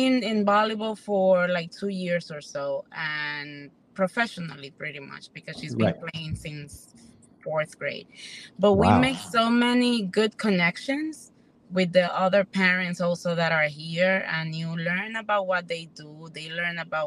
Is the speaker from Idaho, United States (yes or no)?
no; New York, United States; moved away as an adult; also born or lived in Santo Domingo, Dominican Republic / Manhattan / Bronx; now in Florida, United States; was born in Santo Domingo and raised in New York